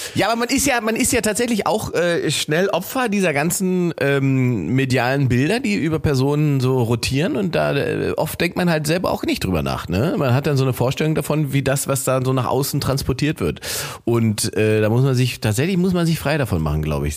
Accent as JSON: {"language": "German", "country": "Germany", "said": "ich habe hier diesen deutschen Pass"}